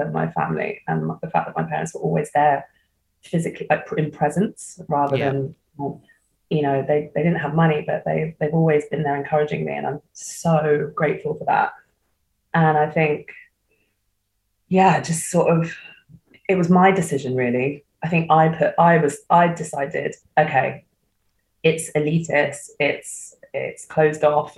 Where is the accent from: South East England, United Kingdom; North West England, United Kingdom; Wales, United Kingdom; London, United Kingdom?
South East England, United Kingdom; Hastings; I grew up in Hastings